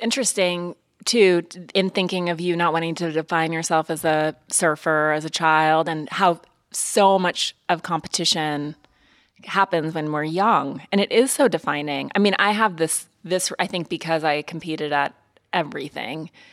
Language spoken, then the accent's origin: English; Montana, United States; also born or lived in East Coast; now in Los Angeles, United States; I grew up in Montana